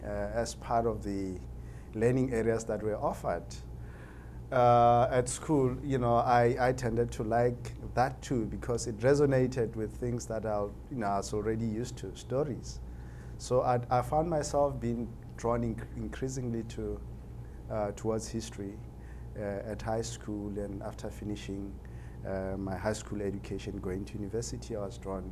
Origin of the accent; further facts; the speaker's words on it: Limpopo, South Africa; I grew up in Limpopo province of South Africa. That is where I was actually born, and I went to school there.